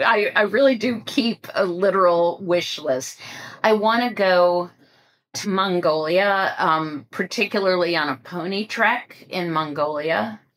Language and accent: English; Ohio, United States; also born or lived in West Coast, United States / New York, United States; I grew up in Ohio, which is on the Eastern time zone.